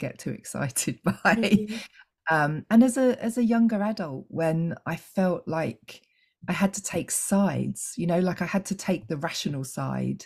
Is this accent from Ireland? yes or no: no; England, United Kingdom; I'm English